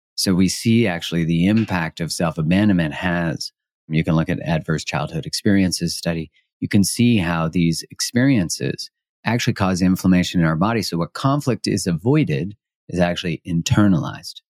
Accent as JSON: {"language": "English", "country": "Canada", "said": "I'm Canadian, and Canadians, I would say, culturally, people kind of laugh at 'cause we say sorry for everything"}